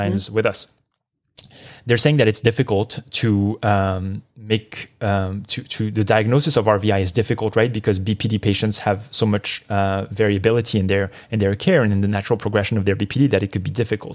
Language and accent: English; Marseille, Provence-Alpes-Côte d'Azur, France; moved away; my hometown of Marseille, France